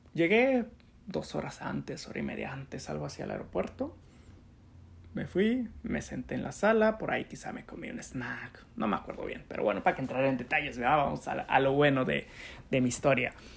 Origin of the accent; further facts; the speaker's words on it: Chetumal, Quintana Roo, Mexico; also born or lived in Cancún; yo nací en Chetumal y me fui a vivir a, a Cancún para estudiar la universidad